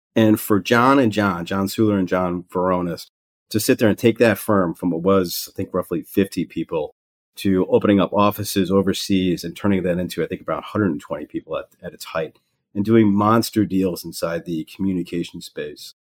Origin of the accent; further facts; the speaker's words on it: Pewaukee, Wisconsin, United States; I said I grew up in Pewaukee